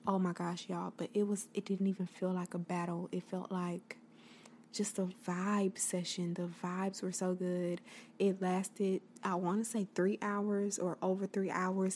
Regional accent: the South, United States; I am from the South.

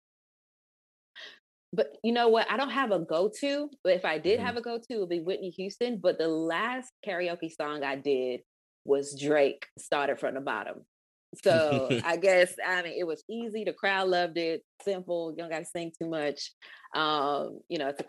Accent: Ghana; moved away; also born or lived in Atlanta, Georgia, United States / United States; I'm West African. I'm from Ghana

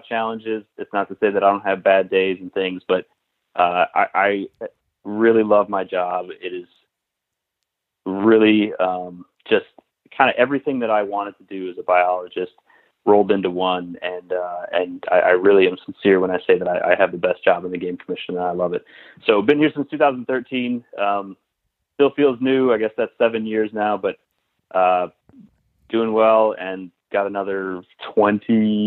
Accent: Western New York, United States; moved away as an adult; also born or lived in Alaska / Virginia / Michigan / Alberta, Canada; now in Pennsylvania, United States; I'm originally from Western New York, so I'm not a PA native

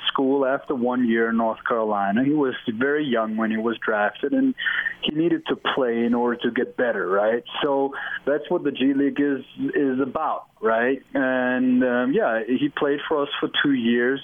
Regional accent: Germany; moved away; I'm from Germany

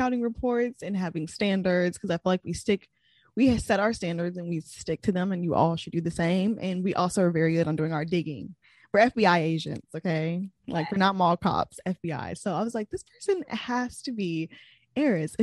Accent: Kansas City, United States; your favorite Kansas City girl

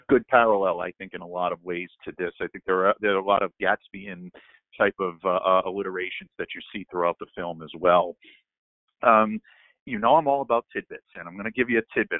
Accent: Northeast, United States; we grew up in the Northeast

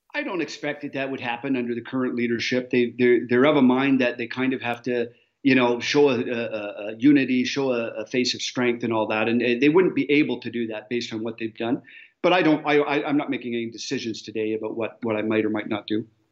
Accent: Canada; I as a Canadian

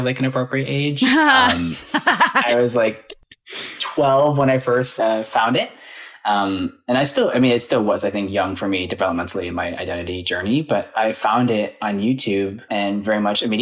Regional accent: Michigan, United States; moved away as an adult; now in Los Angeles, United States; I am from Michigan, and I moved out here 2 years ago

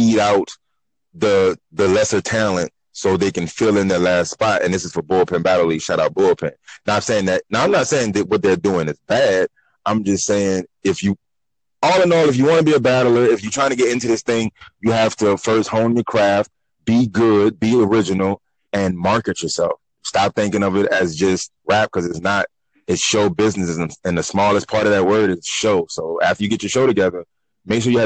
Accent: New Orleans, Louisiana, United States; also born or lived in Baton Rouge, Louisiana; I was born in Baton Rouge, raised in New Orleans

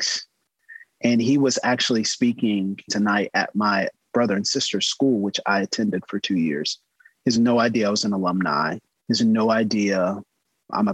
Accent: the South, United States; a Southern pastor's kid

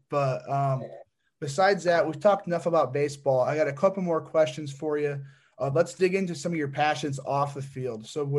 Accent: Fort Wayne, Indiana, United States; I was driving back home because I'm from Fort Wayne.

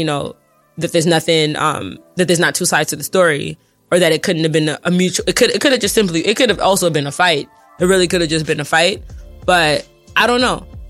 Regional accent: Nigeria; so I'm like Nigerian and my family's Muslim, so you have to understand.

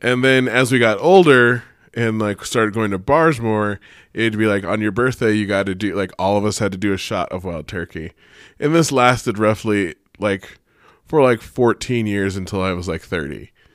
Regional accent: Sparks, Nevada, United States; also born or lived in Oakland; I'm from East Sparks

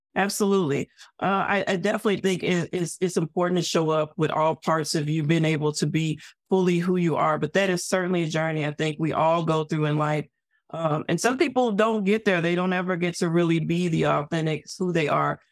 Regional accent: Arkansas, United States; I came from the South. I'm from Arkansas. The Ku Klux Klan headquarters is two hours away from my hometown, literally

